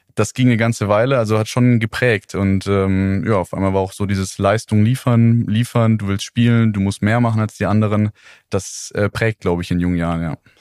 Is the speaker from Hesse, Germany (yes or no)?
no; Neuweiler? near Calw, Northern Black Forest, Baden-Württemberg, Germany; moved away; also born or lived in Heidelberg; ich komme aus Neislach, so heißt das kleine Dörflein, in dem ich aufgewachsen bin, ähm, in der Nähe von Kalf im Nordschwarzwald